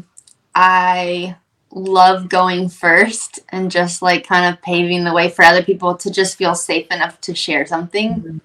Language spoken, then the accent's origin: English; Ohio, United States; I'm from Ohio, super small town in Ohio